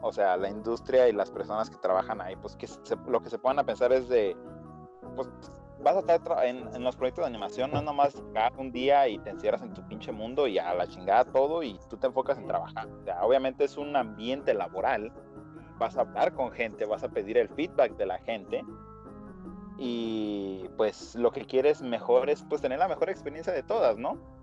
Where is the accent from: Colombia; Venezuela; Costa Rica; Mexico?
Mexico; los mexicanos